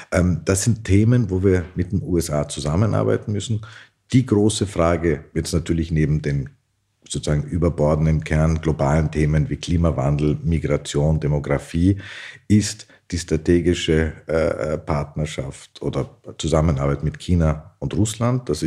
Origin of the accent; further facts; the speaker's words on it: Austria; wo wir gerade als Österreicher massives Interesse haben, mit ihnen zusammenzuarbeiten